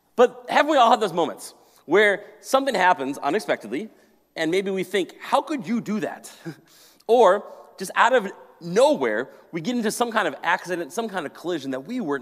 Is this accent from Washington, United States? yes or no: no; Maple Grove, Minnesota, United States; also born or lived in Colorado; I grew up in Maple Grove here in this area